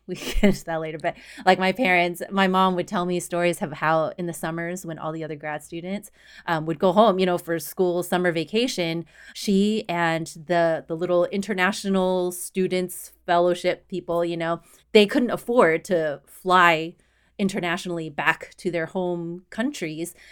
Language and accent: English; Houston, Texas, United States; moved away as an adult; also born or lived in Austin, Texas; now in Boston, United States; I was born and raised in Houston, Texas, and I lived in Houston and in Austin